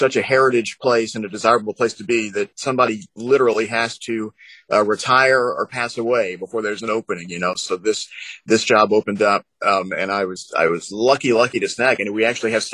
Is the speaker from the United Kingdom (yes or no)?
no; Martin, Tennessee, United States; moved away as an adult; also born or lived in Paducah, Kentucky / Louisville, Kentucky; I started out working in the little station in my hometown in Martin, Tennessee